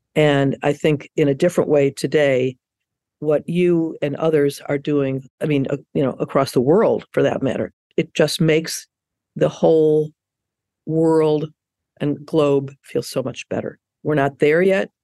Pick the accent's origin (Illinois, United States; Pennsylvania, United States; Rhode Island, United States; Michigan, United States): Illinois, United States; Chicago; moved away; I'm from Chicago originally